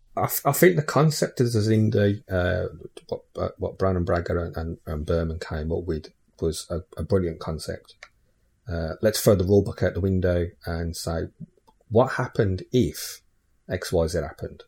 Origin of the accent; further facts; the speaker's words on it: England, United Kingdom; my parents are Irish. So, you know, characteristically, uh, and genetically, I could say I'm Irish. But because I'm, I'm I live in England and, yeah, you know, I've lived there since I was, like, one year old. I class myself as English